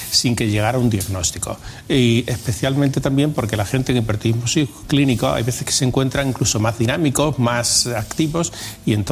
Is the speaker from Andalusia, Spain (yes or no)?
yes; Huelva, Andalusia, Spain; born there; also born or lived in Madrid / Extremadura; Yo nací en Huelva.